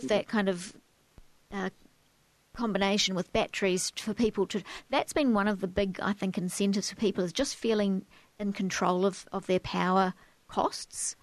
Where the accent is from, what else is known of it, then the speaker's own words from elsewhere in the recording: New Zealand; now in Australia; I'm from New Zealand as well